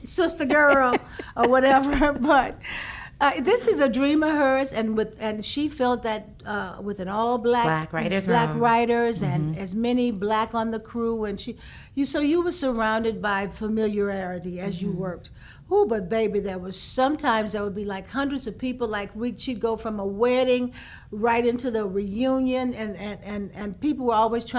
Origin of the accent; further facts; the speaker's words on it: Houston, Texas, United States; I'm from Houston